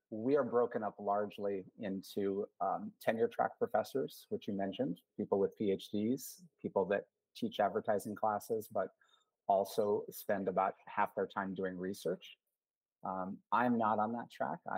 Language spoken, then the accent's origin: English; Oregon, United States; also born or lived in West Coast; I grew up primarily on the West Coast, um, a little bit everywhere, but most of my school years, including college, were in the state of Oregon.